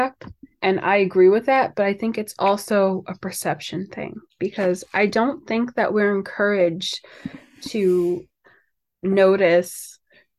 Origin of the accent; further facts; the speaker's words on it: New York City, New York, United States; I guess I'm also from Staten Island